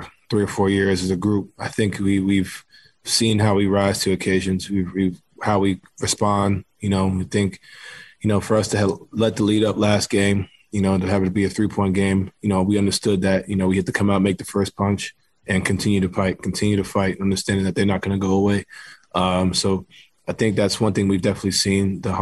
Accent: New York City, New York, United States; moved away; I grew up playing basketball in New York City

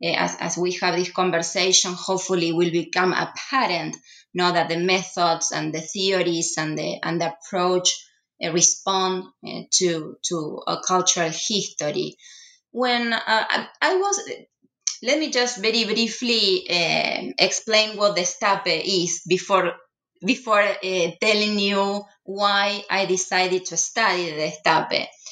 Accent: Rosario, Santa Fe, Argentina; now in Houston, United States; I was born and raised in Rosario, Argentina's third largest city.

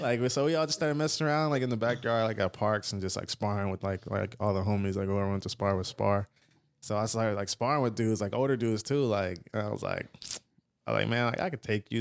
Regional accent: Fontana, California, United States; also born or lived in Los Angeles / San Bernardino; I grew up in Fontana for the most part

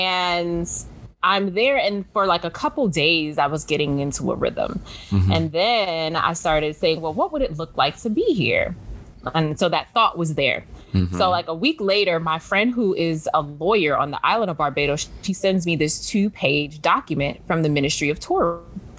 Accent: New York City, New York, United States; I grew up in New York City

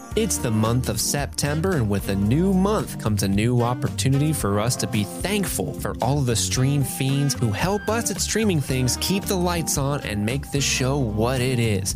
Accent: Ohio, United States; moved away as an adult; now in Kentucky, United States; I grew up in Ohio. I now live in Kentucky, but basically still live in Ohio

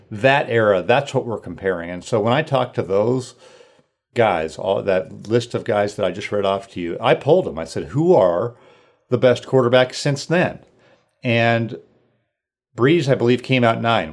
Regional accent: Sacramento, California, United States; moved away as an adult; also born or lived in Washington; I grew up in Northern California, Sacramento area

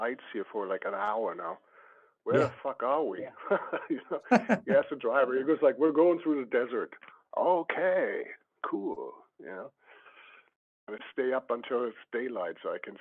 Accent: Germany; I'm from Germany

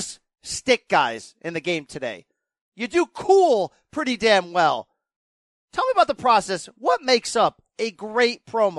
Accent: Naugatuck, Connecticut, United States; I grew up in Connecticut. I live in Connecticut. I grew up 18 miles from New Haven, the pizza capital of the world.

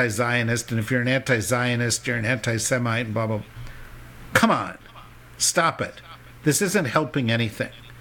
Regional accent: United States; I'm an American

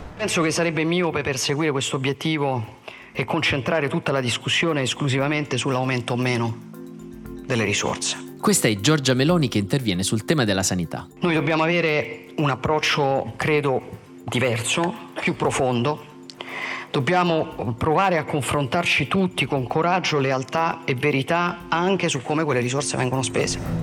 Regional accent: Southern Italy, Italy; da buon terrone

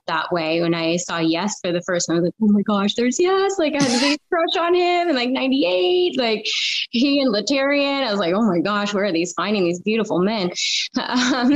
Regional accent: Federal Way, Washington, United States; also born or lived in Iowa City, Iowa / Chicago / California; I'm from Federal Way to be exact, which is just south of Seattle, and grew up here

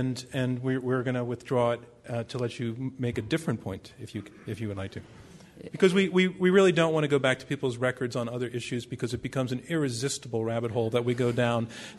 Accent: New York City, New York, United States; I'm from the Bronx

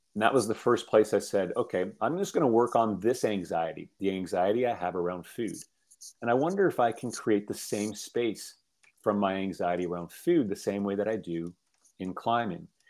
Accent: Toronto, Ontario, Canada; I grew up in uh, in Toronto, um, um central Canada

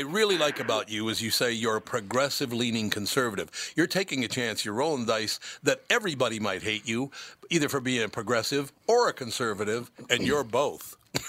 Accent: Minneapolis, Minnesota, United States; In Minneapolis. I grew up in the inner city, actually, very, very poor family.

